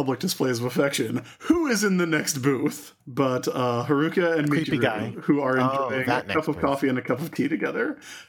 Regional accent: South Carolina, United States; growing up in South Carolina

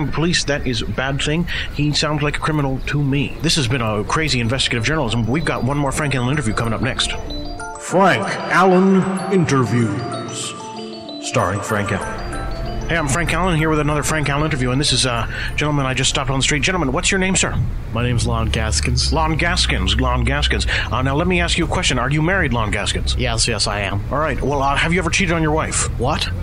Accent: Scotland, United Kingdom; where are you from? I'm from Scotland, of course.

